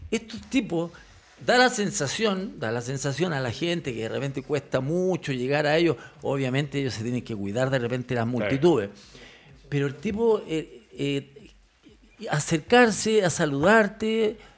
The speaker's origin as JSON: {"language": "Spanish", "town": "Seville", "region": "Andalusia", "country": "Spain", "lives_now": "Chile", "said": "sí, soy, soy, de Sevilla."}